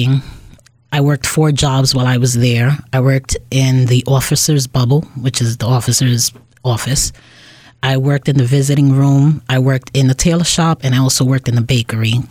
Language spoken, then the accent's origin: English; New York City, New York, United States; moved away as an adult; now in Springfield, United States; I grew up in Bushwick, Brooklyn in the late 70s, 80s, and 90s